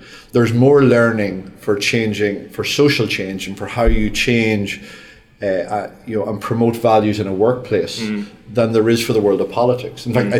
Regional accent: Australia; accent: Australian; On the yes side, with my big Australian accent.

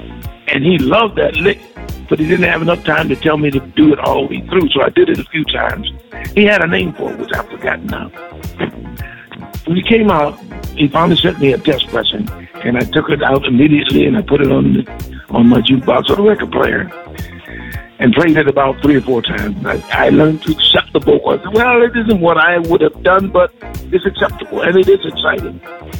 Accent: Pittsburgh, Pennsylvania, United States; moved away; I was home in my hometown, Pittsburgh, Pennsylvania.

